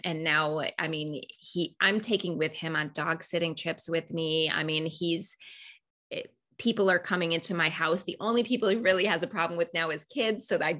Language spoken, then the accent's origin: English; Raleigh, North Carolina, United States; there was going to be the first level right in my hometown in Raleigh when I was living in Raleigh, North Carolina.